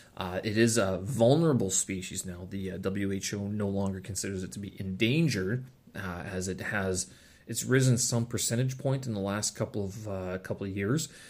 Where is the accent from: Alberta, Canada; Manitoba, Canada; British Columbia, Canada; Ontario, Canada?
Manitoba, Canada; Winnipeg; visited my hometown when I was a kid